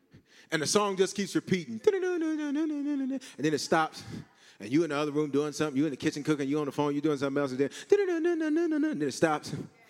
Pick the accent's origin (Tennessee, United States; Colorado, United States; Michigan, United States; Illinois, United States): Colorado, United States; Aurora; I grew up in Park Hill. Well, you say Selma. I grew up in South Aurora.